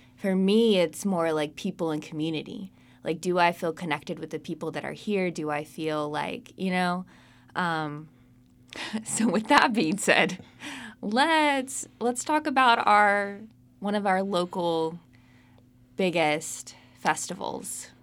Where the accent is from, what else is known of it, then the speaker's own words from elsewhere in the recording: Charlotte, North Carolina, United States; now in Wilmington, United States; I grew up in Charlotte